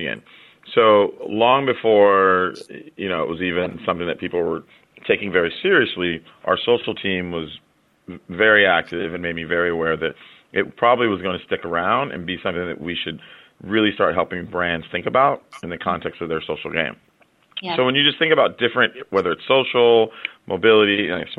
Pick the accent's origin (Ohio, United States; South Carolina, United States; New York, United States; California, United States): California, United States; San Jose; I'm from Silicon Valley. I'm a San Jose native